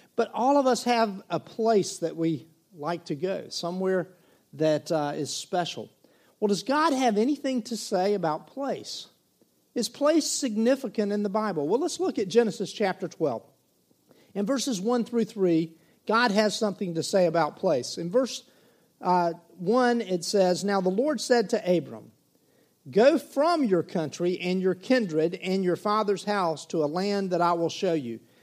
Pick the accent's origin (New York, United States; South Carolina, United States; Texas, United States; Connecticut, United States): South Carolina, United States; Myrtle Beach; also born or lived in Waccamaw River, South Carolina; when I was 17 years of age, we moved from Myrtle Beach inland on Highway 90